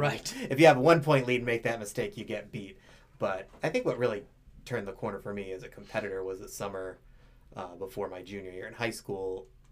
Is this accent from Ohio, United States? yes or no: yes; Stow, Ohio, United States; I grew up in Stowe. My dad also grew up in Stowe